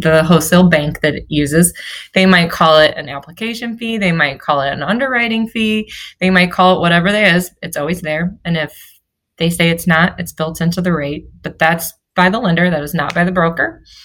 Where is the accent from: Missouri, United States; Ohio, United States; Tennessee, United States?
Missouri, United States; St. Louis; moved away as an adult; now in Florida, United States; I'm from St. Louis. My husband's from Kansas City. And we moved down here a couple years ago.